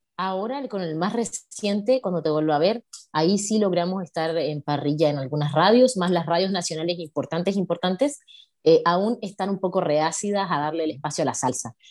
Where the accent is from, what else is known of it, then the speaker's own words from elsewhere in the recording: Coquimbo, Chile; en la región de Coquimbo, donde yo nací, que es como unas seis horas de la capital de Chile.